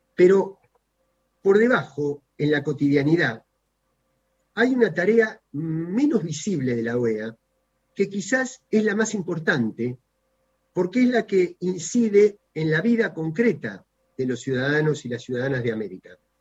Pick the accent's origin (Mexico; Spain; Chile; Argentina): Argentina